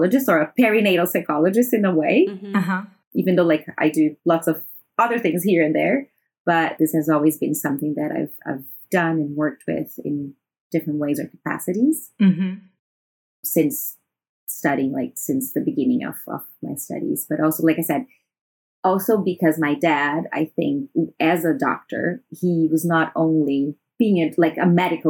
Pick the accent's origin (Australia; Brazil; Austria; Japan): Brazil; moved away as an adult; now in Shanghai, China; I am from Brazil and I've been living in China for the past 7 years in Shanghai